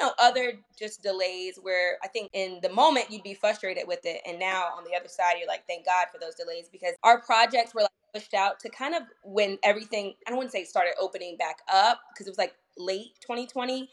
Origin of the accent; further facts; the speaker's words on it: Northern Virginia, United States; moved away as an adult; also born or lived in Washington D.C. area / Sterling, Virginia / Ashburn, Virginia / Leesburg, Virginia; I originally grew up in Northern Virginia